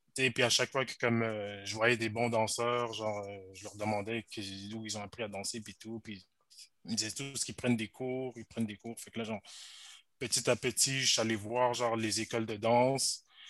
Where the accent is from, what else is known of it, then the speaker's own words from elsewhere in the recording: Montreal, Quebec, Canada; also born or lived in Rosemont, Montreal; j'ai grandi à Outremont